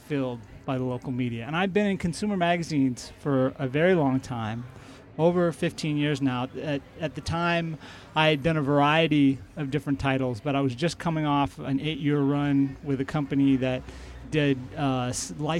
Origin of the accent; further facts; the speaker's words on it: Spokane, Washington, United States; moved away as an adult; grew up in Spokane and left for about 10 years to pursue different jobs, and always knew I wanted to come back